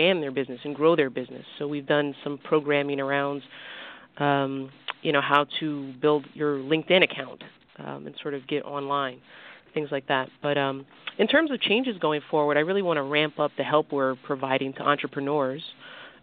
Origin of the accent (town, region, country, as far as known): Navajo Indian Reservation in New Mexico, United States; born or raised there; moved away as an adult; also born or lived in Detroit, Michigan / New Jersey; now in New York, United States